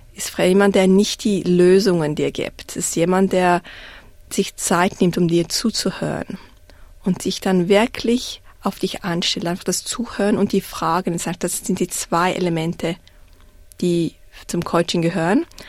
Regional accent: Zurich, Switzerland; accent: Swiss; moved away as an adult; now in Melbourne, Australia; Ich bin in Zürich aufgewachsen

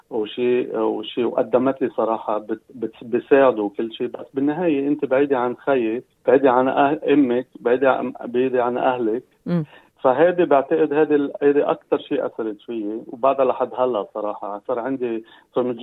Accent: Lebanon; moved away as an adult; also born or lived in London, United Kingdom; now in Newcastle, Australia; فانا صراحه من لبنان

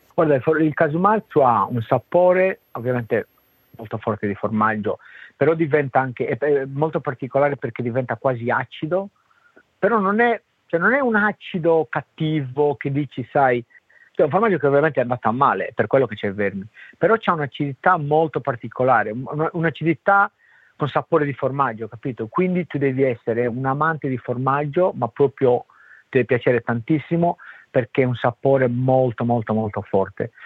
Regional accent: Sardinia, Italy; now in Australia; ci sono cresciuto col casumarzu, per me c'è una cosa quasi normale, no? Cioè un cibo che noi ce l'abbiamo a casa

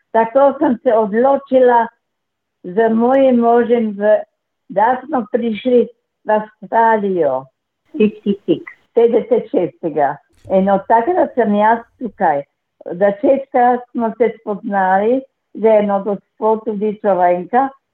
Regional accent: Slovenska Bistrica, Slovenia; also born or lived in Pragersko; Moje rojstno kraj je v Sloveniji, Švečnevec, Slovenska bistrica, na Švečnevcu pri Slovenski bistrici

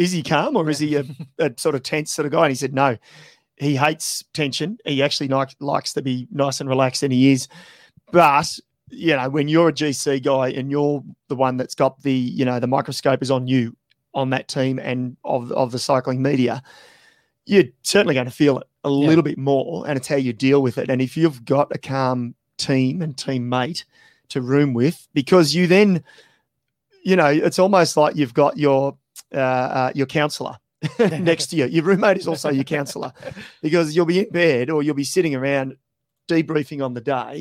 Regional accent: Australia; as an Aussie

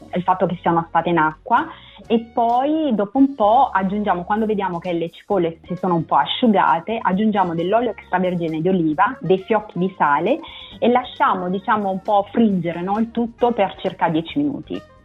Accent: Naples, Campania, Italy; now in Newcastle, United Kingdom; sono napoletana

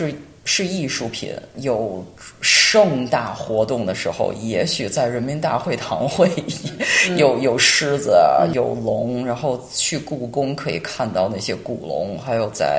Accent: China; now in Bendigo, Australia; 我觉得我们新移民觉得，对啊，我们是中国人，就是。好像就是 take it for granted，我是中国人，That's it，也没有啥好庆祝，好像这就是我的一部分。

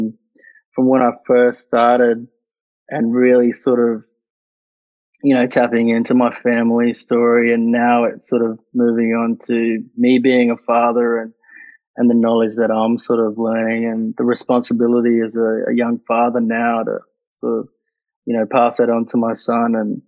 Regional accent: Katherine, Northern Territory, Australia; moved away; also born or lived in Queensland; I really cherished my years growing up in the territory, but, the racism there in Katherine

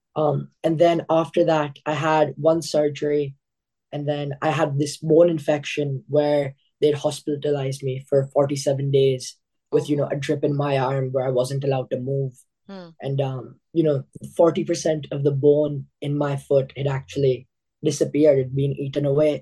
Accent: Australia; Being like an Indian kid here

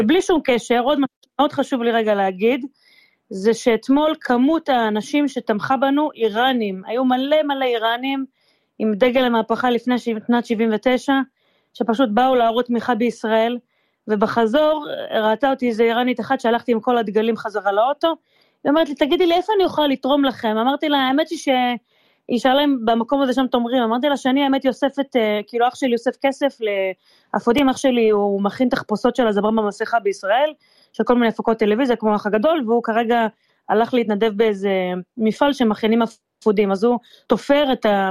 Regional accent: Israel; moved away as an adult; now in Vancouver, Canada; אני מישראל

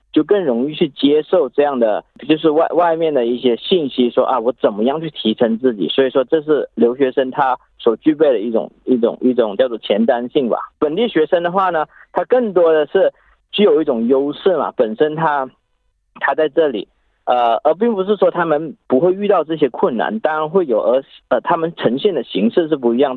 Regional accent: China; moved away as an adult; now in Australia; 我来自中国，然后十三年了，在澳洲

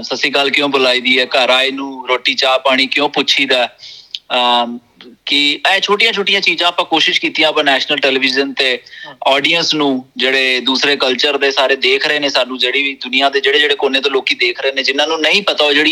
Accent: Jalandhar, Punjab, India; moved away as an adult; now in Australia; ਮੈਂ ਜਲੰਧਰ ਤੋਂ ਜੀ ਮੈਂ ਮੈਂ ਜੀ ਆਸਟ੍ਰੇਲੀਆ ਮੈਂ ਆਇਆ 2007 ਵਿੱਚ ਮੈਨੂੰ ਅਪਰੋਕਸੀਮੇਟਲੀ 15 ਸਾਲ ਹੋ ਗਏ

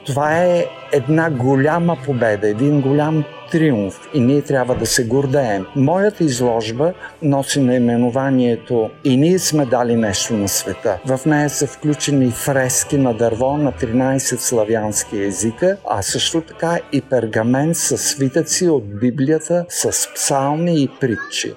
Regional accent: Bulgaria; now in Melbourne, Australia; ние сме израснали с този празник

